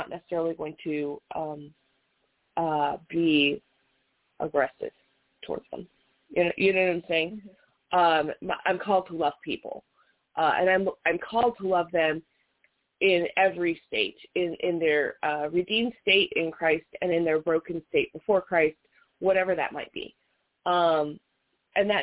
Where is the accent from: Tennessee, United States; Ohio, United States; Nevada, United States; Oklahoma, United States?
Nevada, United States; Las Vegas; I was born and raised in Las Vegas.